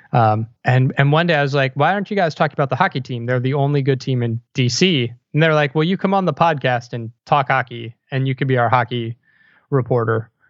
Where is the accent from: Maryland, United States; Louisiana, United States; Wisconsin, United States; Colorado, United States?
Maryland, United States; Montgomery County; moved away as an adult; also born or lived in Philadelphia; Montgomery County, Maryland, just right outside Washington, D C